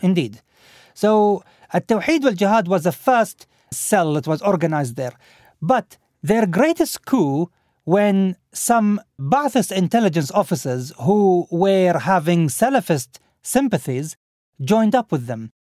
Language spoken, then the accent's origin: English; Al Khobar, Eastern Province, Saudi Arabia; moved away; my hometown also, from Al-Khubar